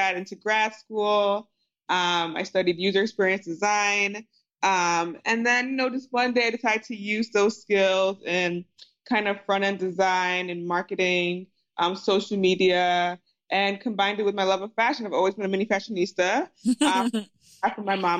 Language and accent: English; New Jersey, United States; I grew up in Jersey. Both my parents are Nigerian immigrants